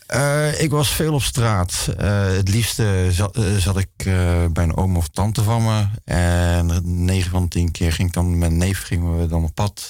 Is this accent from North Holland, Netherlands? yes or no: no; Zeeland, Netherlands; also born or lived in Rotterdam / Sint Philipsland / Sint Maartensdijk; in principe ben ik gewoon opgegroeid in Zeeland